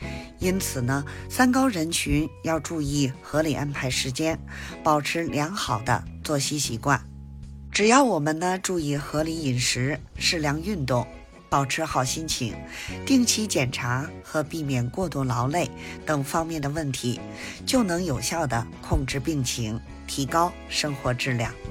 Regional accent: Beijing, China; 我是北京的…，咱们下期节目再

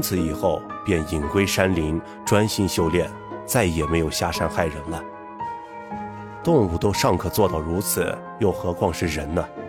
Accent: Northwest China, China; 一个土生野长的西北大汉

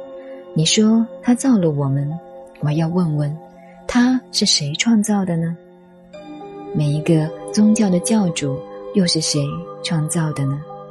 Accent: China; 尤其我们中国人，管你鸡呀蛋呀，一起加点酱油、葱花、红烧吃掉就算了。

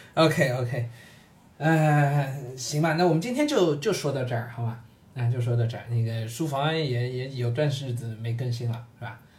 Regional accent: Shanghai, China; 身为上海人

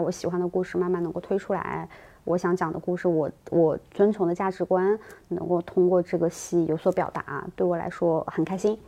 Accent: Sichuan, China; accent: Sichuanese; moved away; 我们四川话叫无事包金

